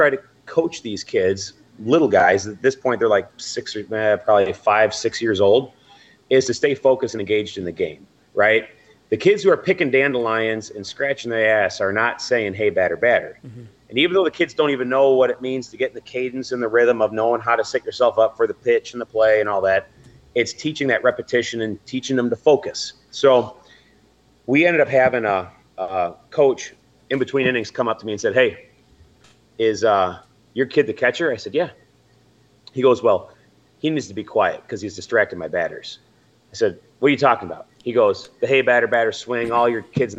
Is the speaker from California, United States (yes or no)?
no; St. Joseph, Michigan, United States; I grew up in St. Joe, went to St. Joe schools.